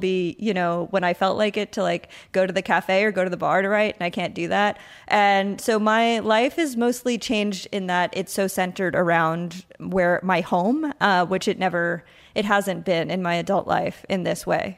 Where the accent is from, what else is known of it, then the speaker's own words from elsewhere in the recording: Patchogue, New York, United States; moved away as an adult; also born or lived in Huntington, New York / Brooklyn, New York; now in San Juan, Puerto Rico; I grew up on Long Island